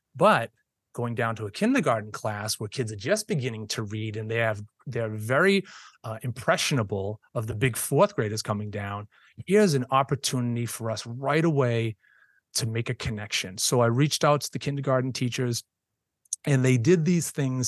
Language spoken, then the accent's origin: English; Boston, Massachusetts, United States; moved away as an adult; now in South Shore, Massachusetts, United States; I was born and raised in Boston, went to Boston Public Schools